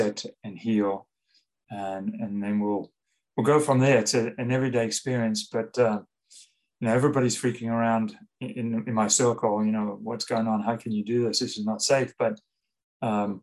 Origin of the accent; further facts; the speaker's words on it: South Africa; moved away; also born or lived in London, United Kingdom / Paris, France; growing up in South Africa, we were, from small, humble beginnings